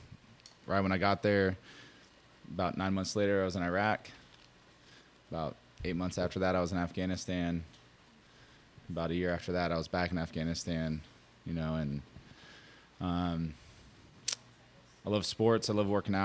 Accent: Tacoma, Washington, United States; moved away; I grew up in Tacoma, Washington

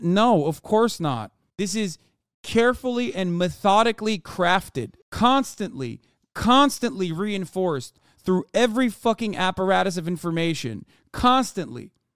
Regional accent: Turkey; moved away; growing up in Turkey

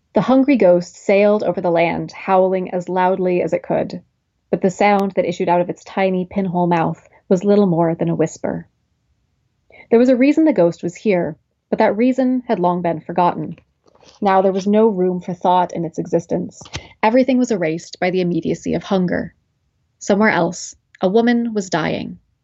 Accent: McMinnville, Oregon, United States; moved away as an adult; now in Williamstown, Massachusetts, United States; I'm originally from Oregon, from a, uh, small town outside of Portland

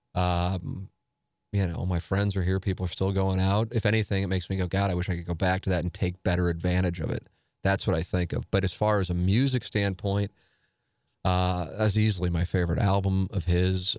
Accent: St. Louis, Missouri, United States; growing up in Saint Louis

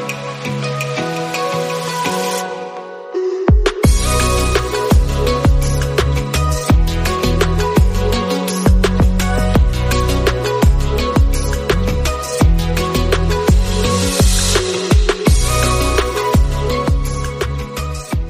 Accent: near Chicago, Illinois, United States; I grew up near Chicago

